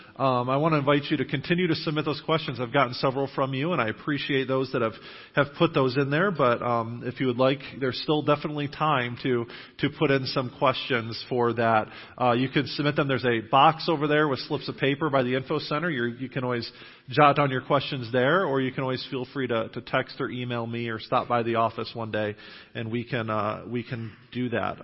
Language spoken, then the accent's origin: English; Western New York, United States; moved away as an adult; now in New Knoxville, United States; I grew up in Western New York